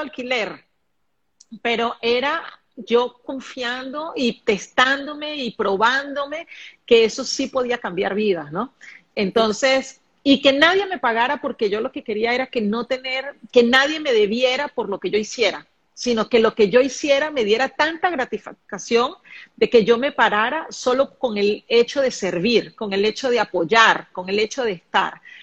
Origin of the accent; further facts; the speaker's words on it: Caracas, Capital District, Venezuela; now in Panama; Saludos desde Panamá, de esta tierra caliente, donde yo también estoy, Caracas, mi tierra natal.